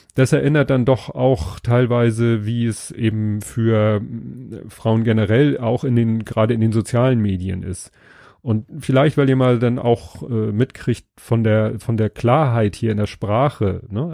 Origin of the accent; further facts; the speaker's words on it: Hamburg, Germany; Ich bin ja Hamburger